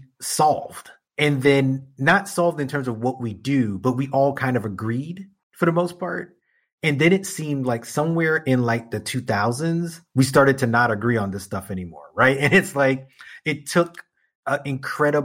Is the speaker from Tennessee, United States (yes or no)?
no; New York City, New York, United States; my entire lifetime as a New Yorker